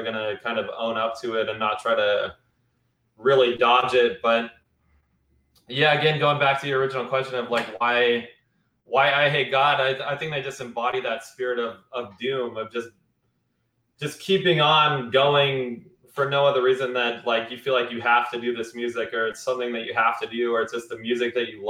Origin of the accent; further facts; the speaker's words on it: rural Wyoming, United States; I grew up seeing Confederate flags all over the place and shit like that. And you know, this is in rural Wyoming